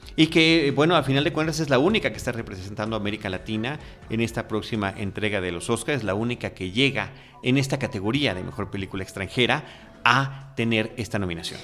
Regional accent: Mexico; nuestro país, en México

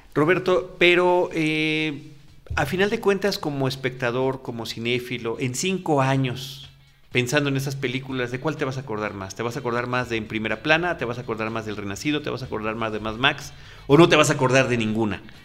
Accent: Mexico; como mexicano

